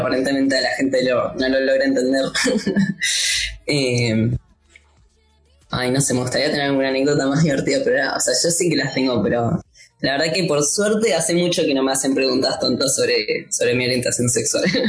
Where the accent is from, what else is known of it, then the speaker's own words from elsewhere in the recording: Morón, Buenos Aires Province, Argentina; Yo tuve que ir al municipio de Morón. Ahí vas y decís como, bueno, yo nací, me registraron acá